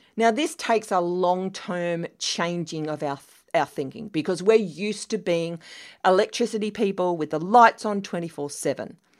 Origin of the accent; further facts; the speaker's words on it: Australia; moved away; as an Australian